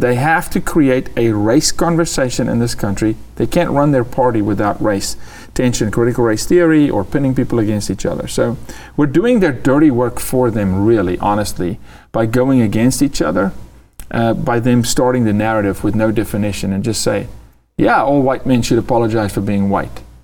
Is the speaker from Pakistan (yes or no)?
no; South Africa; I'm a South African